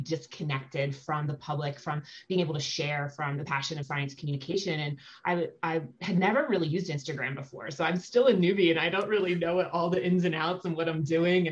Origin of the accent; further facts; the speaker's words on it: Philadelphia, Pennsylvania, United States; I grew up in Philadelphia